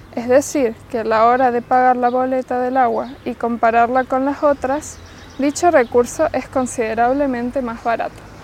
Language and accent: Spanish; Argentina; como argentinos que somos